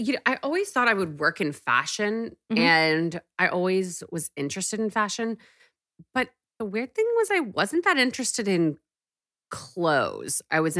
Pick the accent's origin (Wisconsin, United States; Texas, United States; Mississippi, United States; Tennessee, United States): Texas, United States; But I was from Texas wearing TJ Maxx and showed up at Nylon magazine